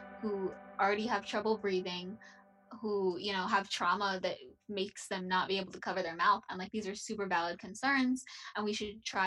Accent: Texas, United States; My hometown, I don't live there anymore, but my hometown is, you know, we have like 3 major hospitals and they are full.

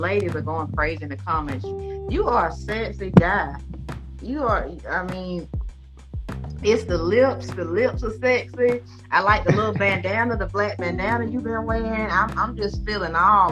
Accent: Macon, Georgia, United States; I'm from Macon, Georgia, the hometown of … and …

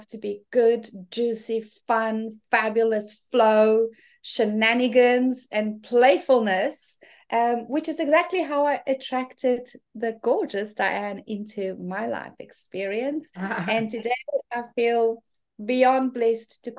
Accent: South Africa; moved away as an adult; now in New Zealand; I'm originally from South Africa and have been living in gorgeous New Zealand for the past 8 years.

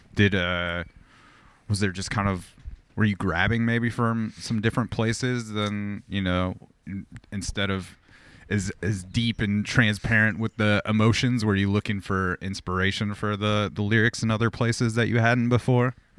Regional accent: Corona, California, United States; I grew up in Southern California, like, forty miles outside of L

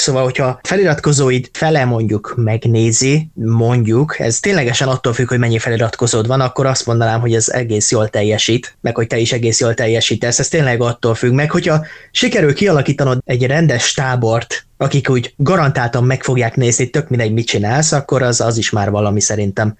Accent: Hungary; magyarok vagyunk

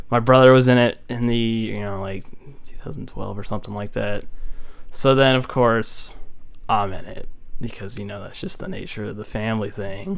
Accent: Keller, Texas, United States; moved away as an adult; this one dude asked where I was from. I said like Keller

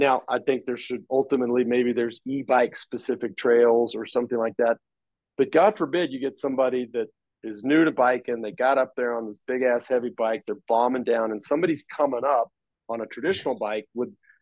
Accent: Dallas, Texas, United States; now in Austin, United States; we grew up in Dallas

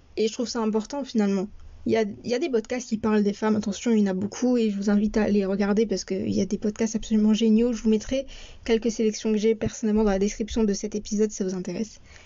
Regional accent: France; also born or lived in Morocco (parents' origin); je suis née et j'ai grandi en France

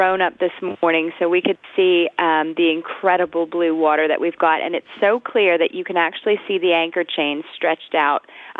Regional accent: Augusta, Georgia, United States; also born or lived in San Francisco / Michigan / California / London; Well, I was born in San Francisco, but we moved around a lot. My family, my dad was working for Bechtel, so we lived in Michigan. We lived in California. I mostly grew up in Augusta, Georgia.

